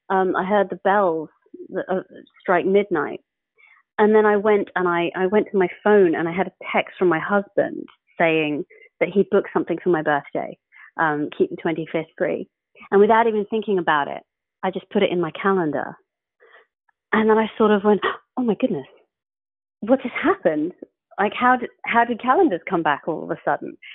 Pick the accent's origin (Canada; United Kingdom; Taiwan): United Kingdom; England; I'm an English atheist talking to a photograph.